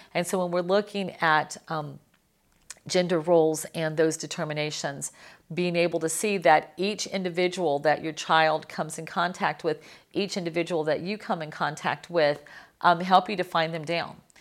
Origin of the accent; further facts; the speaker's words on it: Miami, Florida, United States; I'm from Miami.